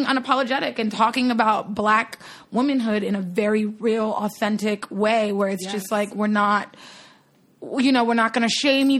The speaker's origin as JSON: {"language": "English", "area": "Long Island", "region": "New York", "country": "United States", "tie": "born or raised there", "also_born_or_lived": "Brooklyn, New York", "said": "I grew up in Long Island."}